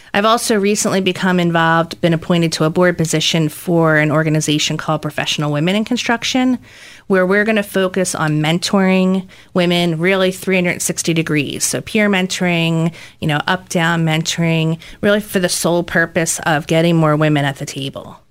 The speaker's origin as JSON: {"language": "English", "area": "Delaware County", "region": "Pennsylvania", "country": "United States", "tie": "born or raised there", "also_born_or_lived": "Lehigh Valley", "said": "I grew up in Delaware County, went to school in the Lehigh Valley at Lehigh University, so never really strayed far from my roots"}